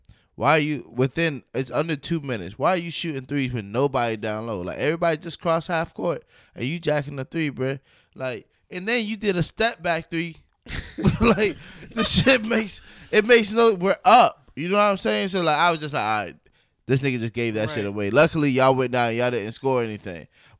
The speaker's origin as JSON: {"language": "English", "town": "Durham", "region": "North Carolina", "country": "United States", "said": "I'm from Durham."}